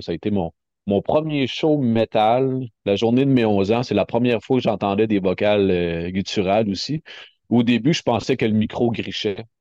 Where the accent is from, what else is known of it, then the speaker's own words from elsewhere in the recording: Rimouski, Quebec, Canada; moved away as an adult; now in Montreal, Canada; je suis né à Rimouski que je suis vraiment natif d'ici de Rimouski